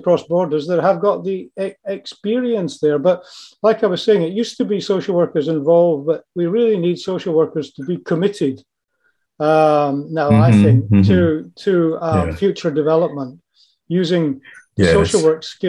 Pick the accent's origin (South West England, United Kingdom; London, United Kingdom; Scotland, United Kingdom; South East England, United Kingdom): Scotland, United Kingdom; moved away; my home country of Scotland